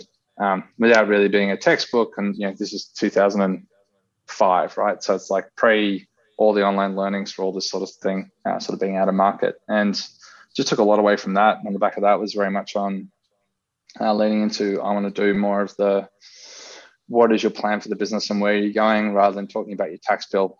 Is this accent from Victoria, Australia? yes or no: no; Sydney, New South Wales, Australia; I'm from Northern Beaches. So I wanted to be an accountant on Northern Beaches